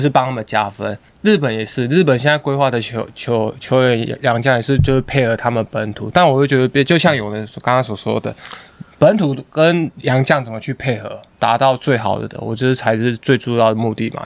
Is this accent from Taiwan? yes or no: yes; Keelung, Taiwan; 我们在基隆